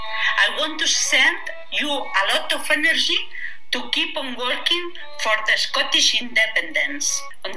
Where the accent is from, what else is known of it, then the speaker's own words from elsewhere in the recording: Barcelona, Catalonia, Spain; from Barcelona in Catalonia.